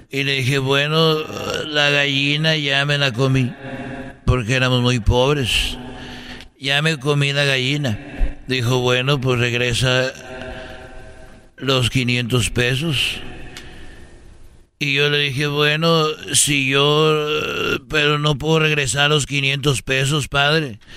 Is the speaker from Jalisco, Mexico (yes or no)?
yes; Guadalajara, Jalisco, Mexico; la catedral de, de, de ahí de Huentitán, porque yo soy de Huentitán.